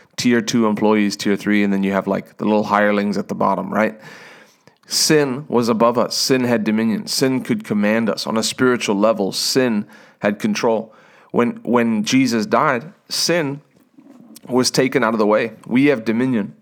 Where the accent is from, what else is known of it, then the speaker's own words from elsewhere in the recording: South Africa; now in United States; I was born in South Africa. I became an American.